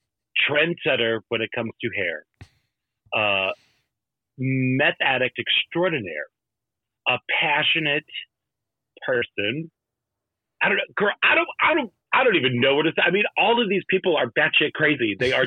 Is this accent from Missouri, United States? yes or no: yes; St. Louis, Missouri, United States; I grew up in St. Louis